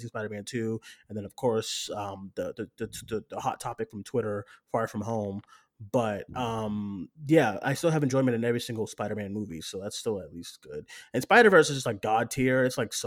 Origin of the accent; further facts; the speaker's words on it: Boston, Massachusetts, United States; I grew up in Boston